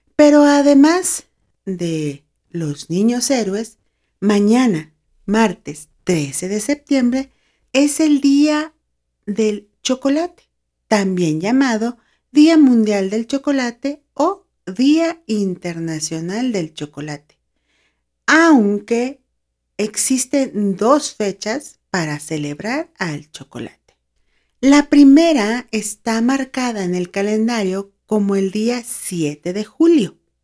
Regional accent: Mexicali, Baja California, Mexico; now in San Luis Potosí, Mexico; Yo nací en Mexicali, Baja California, pero ya tengo bastantes años viviendo en San Luis Potosí, acá en México

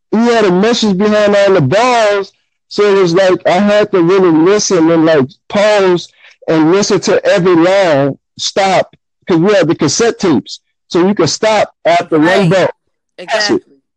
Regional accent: New Orleans, Louisiana, United States; I'm from Gentilly, New Orleans, but I'm originally from the Ninth Ward. So, like my family, my whole family from the Ninth Ward, and I grew up in the Gentilly.

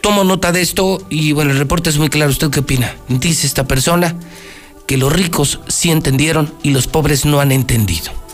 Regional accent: Aguascalientes, Mexico; es de donde yo nací, porque yo no nací en el campestre, yo nací en el encino, entonces vengo de ahí

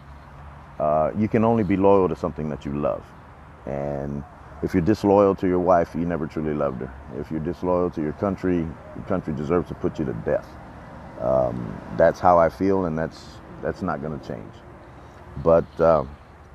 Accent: Texas, United States; I'm from Texas

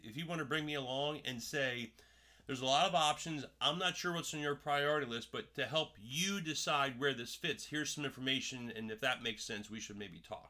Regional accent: Paulsboro, New Jersey, United States; I grew up in Jersey.

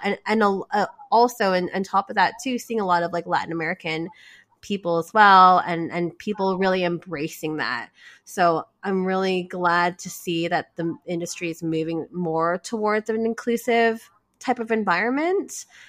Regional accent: Canada; I was born here in Canada

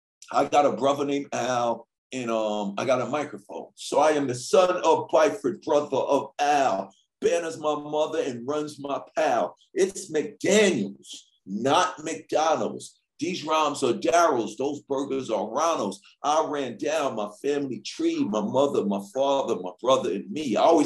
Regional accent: Canada; when we were little kids growing up in Canada, 1985, we saw the … … video.

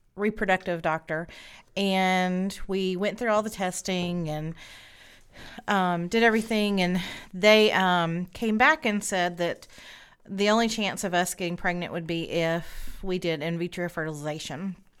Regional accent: Spartanburg, South Carolina, United States; I have grown up here in Spartanburg

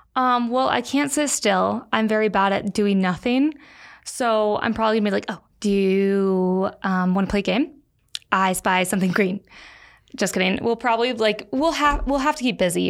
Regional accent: Florida, United States; born or raised there; moved away as an adult; also born or lived in St. Louis, Missouri / Park City, Utah

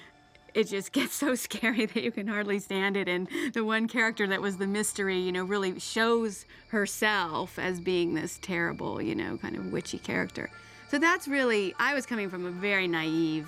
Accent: Oklahoma, United States; When I grew up, I grew up in Oklahoma

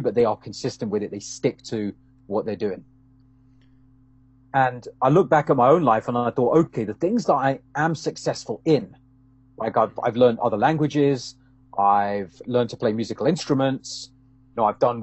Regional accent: London, United Kingdom; moved away as an adult; now in Canada; I'm originally from London in the UK. Been living in Canada, around 12 odd years now

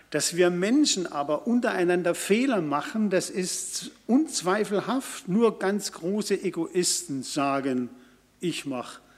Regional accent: Karlsruhe, Baden-Württemberg, Germany; Karlsruhe, meine Heimat, benutzt noch zentrale Bußgeldstelle.

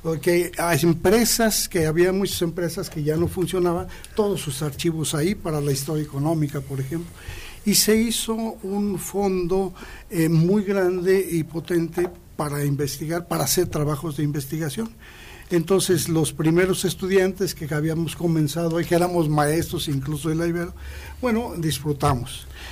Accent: Aguascalientes, Mexico; moved away as an adult; also born or lived in Monterrey / Durango; soy nativo de aquí de Aguascalientes. Nací el 21 eh, de octubre de 1951

